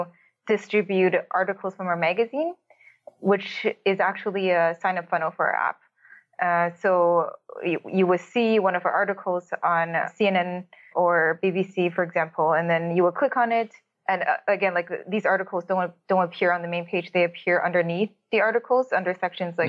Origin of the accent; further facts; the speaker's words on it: Toronto, Ontario, Canada; moved away as an adult; now in Berlin, Germany; I'm from Toronto.